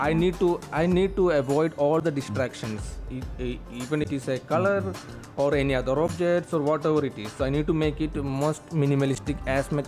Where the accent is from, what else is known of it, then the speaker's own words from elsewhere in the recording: Kerala, India; now in United Arab Emirates; my hometown, which is in Kerala, India